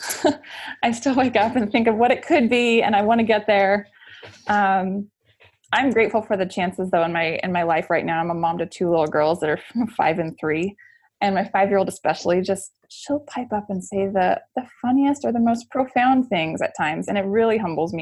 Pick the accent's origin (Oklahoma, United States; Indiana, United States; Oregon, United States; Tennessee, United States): Oregon, United States; I'm from Oregon.